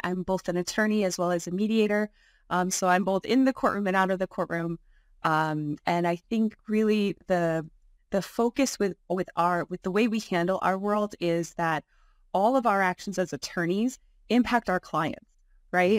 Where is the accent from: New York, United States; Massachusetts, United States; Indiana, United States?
New York, United States; Buffalo; now in Albany, United States; I was born and raised in Buffalo